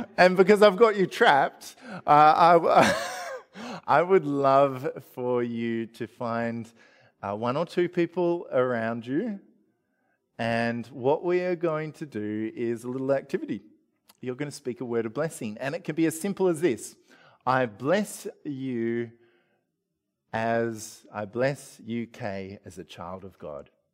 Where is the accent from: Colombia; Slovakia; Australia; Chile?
Australia; we're typical Australian family